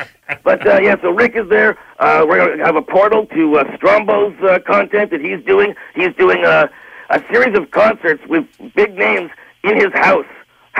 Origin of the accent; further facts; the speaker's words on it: Canada; It's an investment in our future as Canadians with some heritage, with some media that reflects who